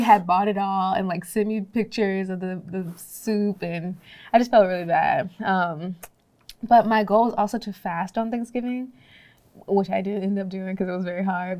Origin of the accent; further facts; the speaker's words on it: Georgia, United States; I'm from Georgia, never been out in no cold